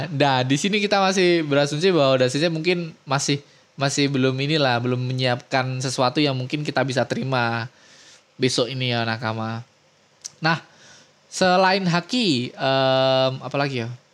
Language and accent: Indonesian; Indonesia; kita orang-orang Indo